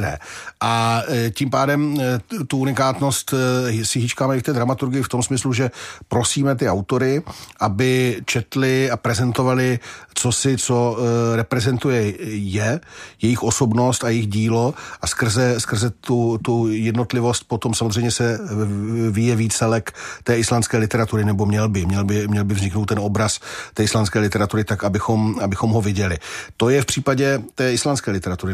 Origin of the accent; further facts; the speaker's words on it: Czechia; jenom protože jsme se nenaučili německy a anglicky, tak proto jsme Češi